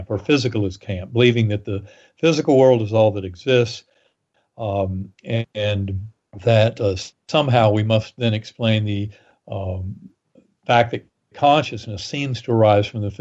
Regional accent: North Carolina, United States; moved away; in the Methodist Church growing up in North Carolina

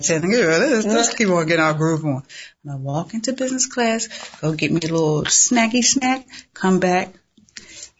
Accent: Baltimore, Maryland, United States; moved away as an adult; also born or lived in Washington Heights, New York; now in New York, United States; grew up between both Washington Heights. I know y'all out there. What's up, Washington Heights? And Baltimore. Mm-hmm. And that Baltimore, Latrobe Projects, East Baltimore.

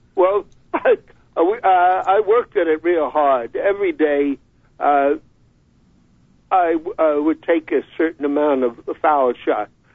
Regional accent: New York, United States; moved away as an adult; also born or lived in Rochester; growing up in New York, I played so many high school games at Madison Square Garden

